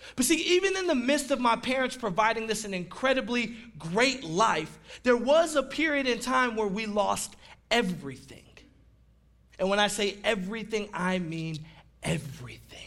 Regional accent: Detroit, Michigan, United States; they say, Where are you from? And I say, Detroit, Michigan

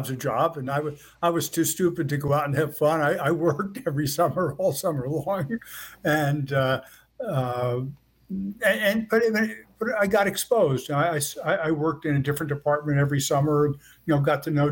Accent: Elizabeth, New Jersey, United States; I grew up in Elizabeth, New Jersey, which is right across the river from New York City

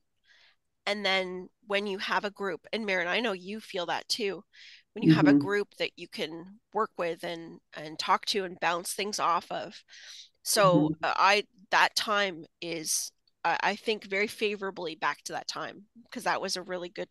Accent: Canada; accent: Canadian; he does cut me up with my Canadian accent and my aboot and A's and all those things that I say

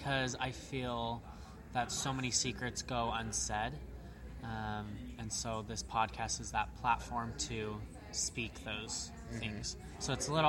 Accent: Utah, United States; I'm from Utah, and that's where I'm currently living.

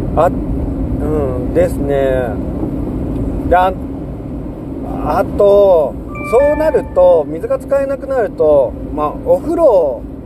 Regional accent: Seto Inland Sea coast, Japan; moved away as an adult; now in Shimane, Japan; 僕はずっとね瀬戸内海で生まれ育ってその後就職してからも瀬戸内海沿岸でずっと

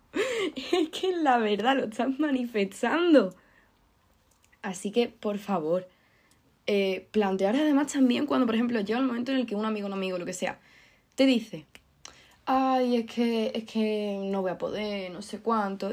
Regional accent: Andalusia, Spain; que soy andaluza

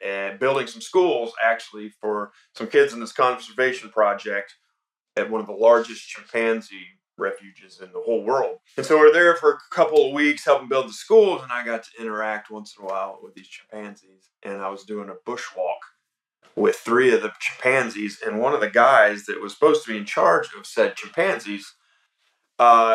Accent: Atlanta, Georgia, United States; I was born and raised here in Atlanta, Georgia

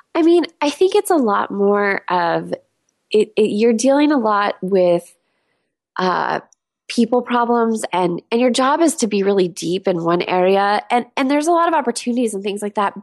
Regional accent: Southern California, United States; moved away as an adult; also born or lived in San Diego / Los Angeles; now in Seattle, United States; I grew up in Southern California

